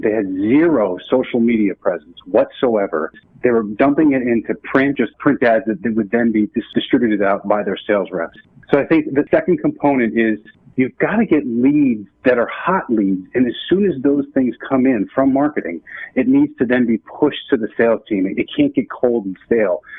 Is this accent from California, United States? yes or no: no; New Jersey, United States; I'm from New Jersey